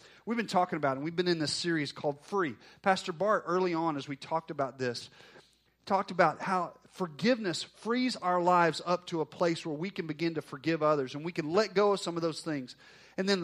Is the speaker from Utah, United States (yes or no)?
no; Northwest Arkansas, United States; I had a very large youth ministry that I grew up in Northwest Arkansas